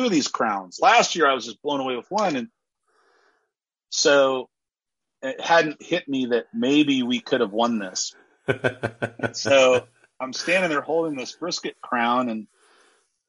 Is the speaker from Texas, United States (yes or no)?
no; Kansas City, Missouri, United States; I'm from Kansas City